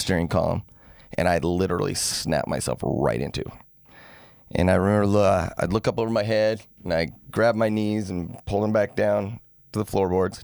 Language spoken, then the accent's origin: English; Salt Lake City, Utah, United States; now in St. George, United States; I grew up in Salt Lake, moved down here in oh five.